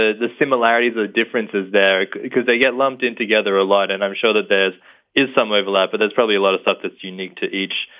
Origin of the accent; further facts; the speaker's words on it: Australia; now in New York, United States; I'm calling from New York, but I'm Australian.